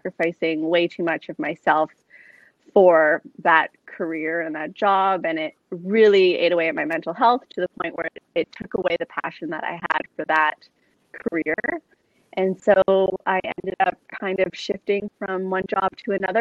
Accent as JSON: {"language": "English", "town": "Toronto", "region": "Ontario", "country": "Canada", "tie": "born or raised there", "also_born_or_lived": "Sydney", "said": "I born and raised in Toronto"}